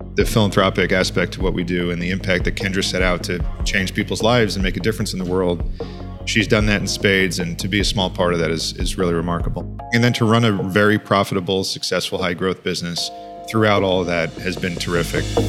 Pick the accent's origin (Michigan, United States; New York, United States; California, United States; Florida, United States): New York, United States; Long Island; I grew up on Long Island, New York